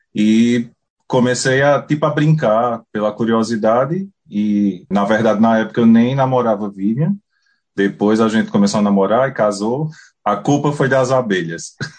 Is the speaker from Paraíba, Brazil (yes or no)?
yes; Puxinanã, Paraíba, Brazil; moved away as an adult; also born or lived in Campina Grande, Brazil; now in New Zealand; Eu sou natural de Puxinanã, uma cidade pequena no, no interior da Paraíba